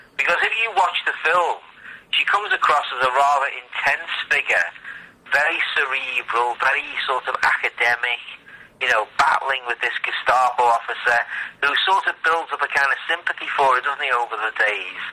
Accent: Liverpool, North West England, United Kingdom; I'm from Liverpool

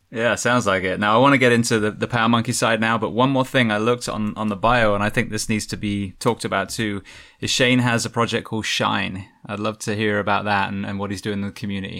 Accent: England, United Kingdom; now in United States; an Englishman coming to America

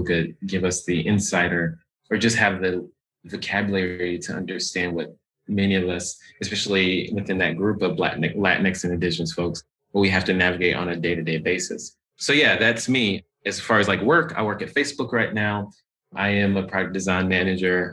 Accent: the South, United States; now in Pacific Northwest, United States; I'm a Black gay man from the South. And that's important to me because, one, I'm from the South

